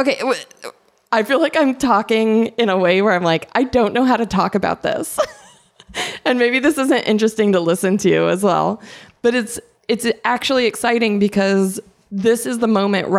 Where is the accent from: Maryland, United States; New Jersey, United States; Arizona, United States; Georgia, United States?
Arizona, United States; now in Los Angeles, United States; I grew up in Arizona